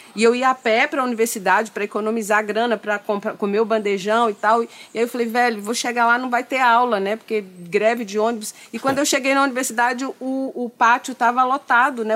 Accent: interior of Minas Gerais, Brazil; moved away; eu sou do interior de Minas, né? uma cidadezinha

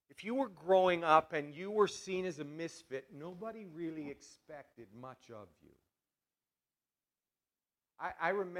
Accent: Balzac, Alberta, Canada; I come from Balzac

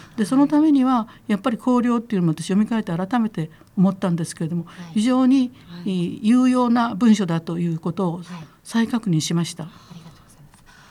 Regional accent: Kitakyushu, Fukuoka, Japan; moved away; 私が実際に育ったところはですね、はい、えー、すぐ近くに炭 鉱がありましたもう今ありませんけどね。で炭鉱があったしそれからえー、若松というところの町

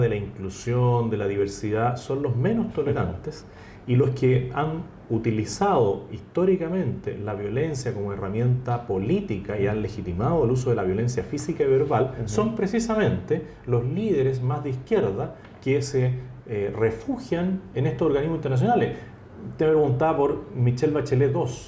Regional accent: Chile; político chileno por vocación

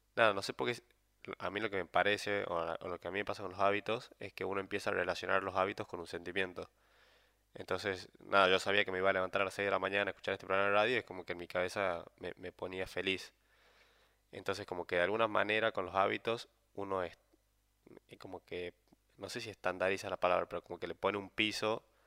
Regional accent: San Miguel de Tucumán, Tucumán, Argentina; moved away as an adult; also born or lived in Buenos Aires; soy de Tucumán, entonces me tuve que venir de Buenos Aires

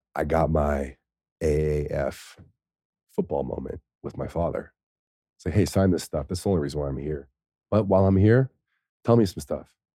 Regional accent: United States; I'm that American guy

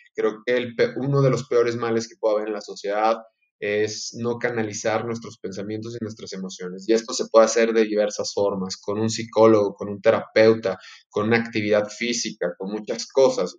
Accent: Durango, Mexico; also born or lived in Salamanca, Guanajuato; nacido en la ciudad de Salamanca, Guanajuato, pero por azares del destino, por trabajo de mi padre, yo caí a vivir a, Durango, así es que soy norteño a más no poder

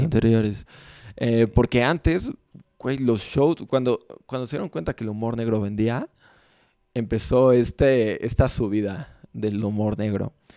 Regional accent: Mexico; como mexicanos tenemos algo muy bueno

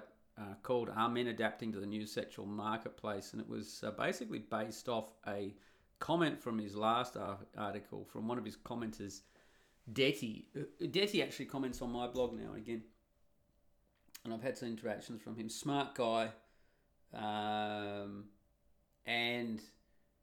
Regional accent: Australia; accent: Australian; I'm Australian with an Australian accent

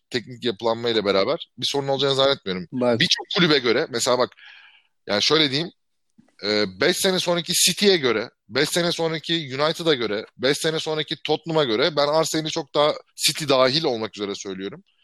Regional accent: İzmir, Turkey; moved away as an adult; ben 18 yaşında 2002'de İzmir'den çıktığımda

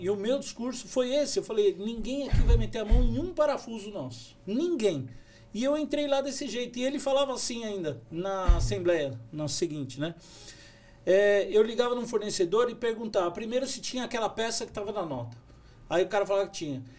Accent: São Paulo, Brazil; moved away as an adult; now in São José dos Campos, Brazil; Eu sou de São Paulo, capital

